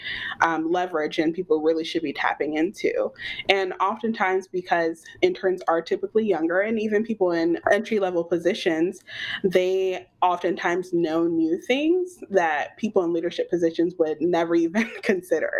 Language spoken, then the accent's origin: English; Atlanta, Georgia, United States; I'm from Atlanta, native, born and raised, and I haven't left